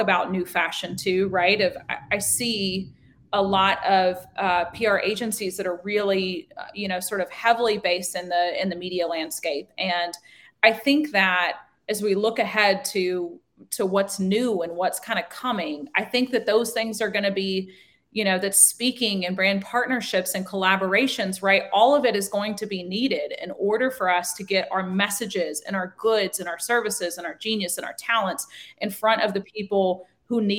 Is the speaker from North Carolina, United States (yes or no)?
no; Nashville, Tennessee, United States; I am tuning in from Nashville, Tennessee. I'm a born and raised Nashvillian